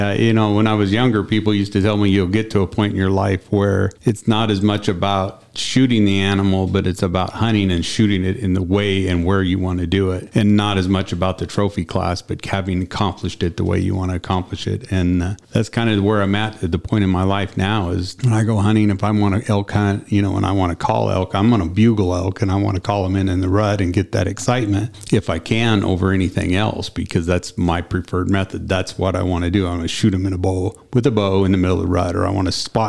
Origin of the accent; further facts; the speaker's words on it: Eastern Washington, United States; moved away as an adult; now in Wyoming, United States; I grew up in Eastern Washington, hunting and fishing there around Grand Coulee Dam area in the wheat country, little small town